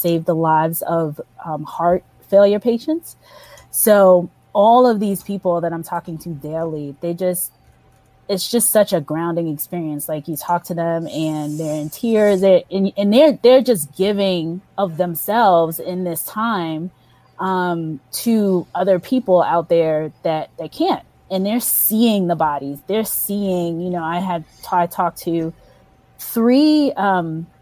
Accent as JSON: {"language": "English", "region": "New York", "country": "United States", "tie": "born or raised there", "moved": "yes", "said": "I grew up in New York"}